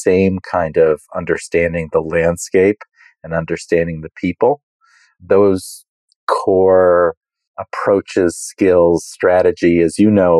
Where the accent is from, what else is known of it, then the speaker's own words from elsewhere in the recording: United States; being an American